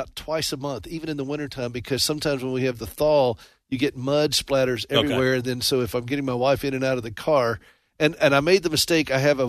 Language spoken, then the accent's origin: English; South Carolina, United States; also born or lived in Nashville, Tennessee; now in Montana, United States; I was born and raised in South Carolina, and then we lived 35 years in Nashville. Then we moved out to Montana several years ago.